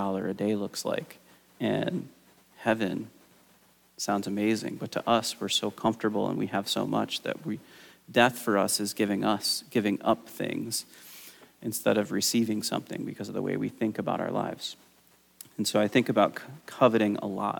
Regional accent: United States; as an American

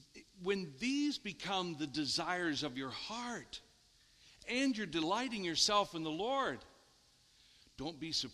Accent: Richwood, United States; Todd, I'm from Richwood. This doesn't happen to anybody from Richwood.

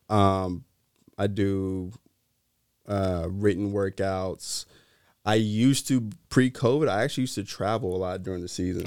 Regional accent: Greensboro, North Carolina, United States; now in Sacramento, United States; I'm from Greensboro, North Carolina

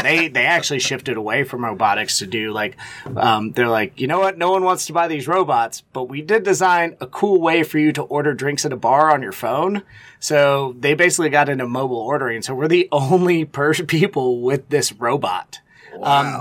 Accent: Texas, United States; also born or lived in Louisiana / Austin, Texas; now in Cincinnati, United States; I spent a lot of time growing up in Texas

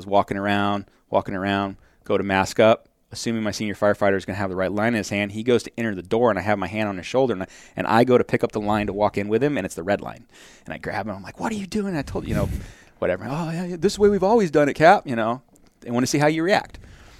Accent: Wickenburg, Arizona, United States; I am from Wickenburg, and then they laugh, and I'm like, no, actually, there's a lot of smart people from Wickenburg.

